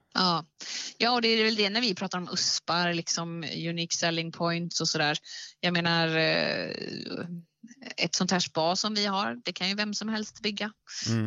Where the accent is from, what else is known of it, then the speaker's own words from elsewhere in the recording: Värmland, Sweden; also born or lived in Gothenburg; now in Bohuslän, Sweden; Jag är uppvuxen i Värmland